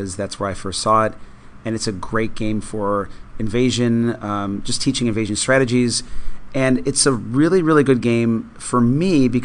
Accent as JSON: {"language": "English", "town": "Buffalo", "region": "New York", "country": "United States", "tie": "born or raised there", "moved": "yes", "lives_now": "Florida, United States", "said": "I grew up in Buffalo, New York"}